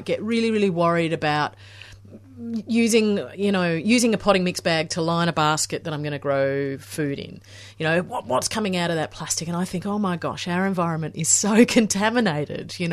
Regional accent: Western Australia, Australia; moved away; was born and raised in Western Australia

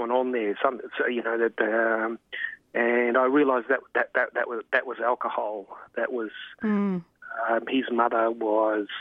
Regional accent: Melbourne, Victoria, Australia; I was brought up in the suburbs of like Melbourne, in good old Hawthorne when it was

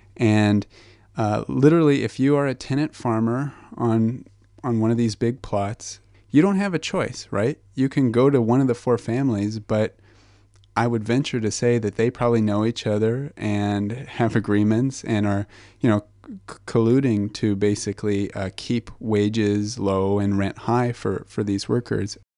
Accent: Albuquerque, New Mexico, United States; moved away; I'm from Albuquerque, New Mexico, originally

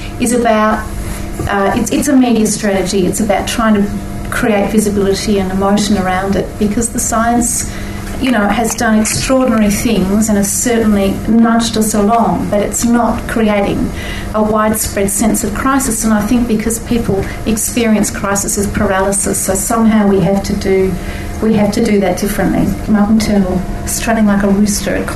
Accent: Australia; being Australian

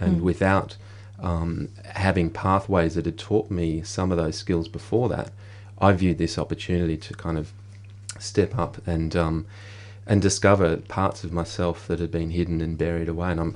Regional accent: Australia; as a male growing up in the Australian society

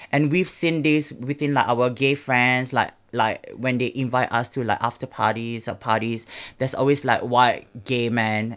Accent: Singapore; moved away; back in Singapore

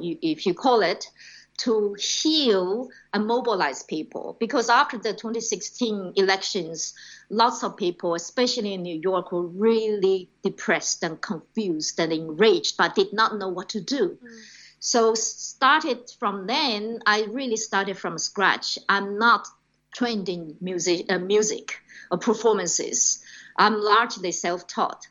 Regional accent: China; moved away as an adult; also born or lived in Australia / Hong Kong; now in United States; growing up in China, then studying and working as a radio journalist in Australia in the 90s

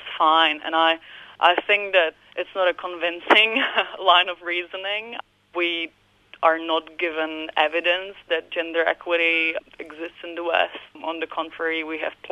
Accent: Prague, Czechia; I grew up in Central Europe, in Prague, in the Czech Republic

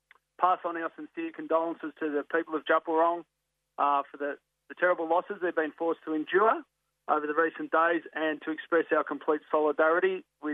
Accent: Melbourne, Victoria, Australia; I was born in 1973 in Williamstown Hospital in the western suburbs of Melbourne. When Williamstown was very much true western suburbs, before it got gentrified

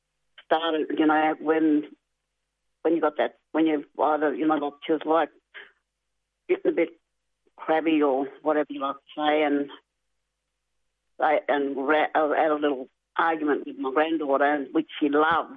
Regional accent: Carnarvon, Western Australia, Australia; I'm originally from Carnarvon, but my family's around the Midwest Gascoyne

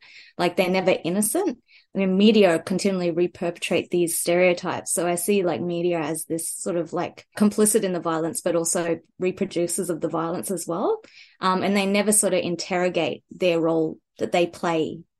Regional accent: Rockhampton, Queensland, Australia; my hometown of Rockhampton

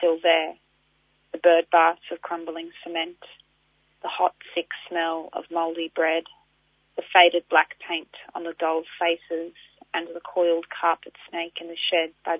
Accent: Darug country, New South Wales, Australia; moved away as an adult; also born or lived in Kulin Nation (Victoria); now in Victoria, Australia; I've always grown up in Darug community and, that's where my family's been for quite a while since my great-grandfather came down from Bundjalung

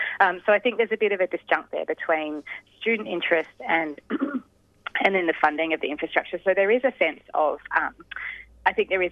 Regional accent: Australia

